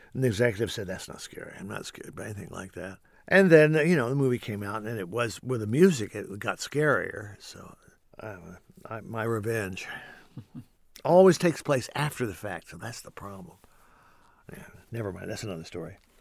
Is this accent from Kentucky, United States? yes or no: yes; Kentucky, United States; moved away as an adult; now in Los Angeles, United States; growing up in Kentucky